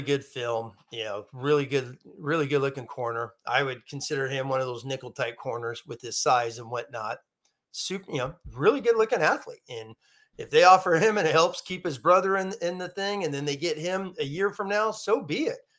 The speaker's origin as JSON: {"language": "English", "town": "Long Beach", "region": "California", "country": "United States", "tie": "born or raised there", "said": "I was born in Long Beach"}